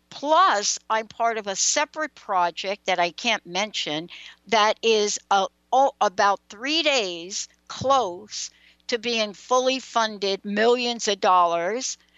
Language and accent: English; East Coast, United States; Four of us on the call, we're all from the East Coast.